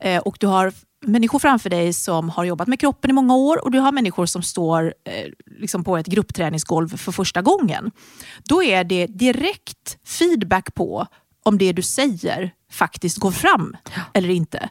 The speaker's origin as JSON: {"language": "Swedish", "country": "Sweden", "also_born_or_lived": "United Kingdom", "moved": "as an adult", "said": "flyttade då till honom i Storbritannien. Och där började jag jobba med träning för att jag tyckte att träningsmöjligheterna där var inte lika bra som de var hemma i Sverige"}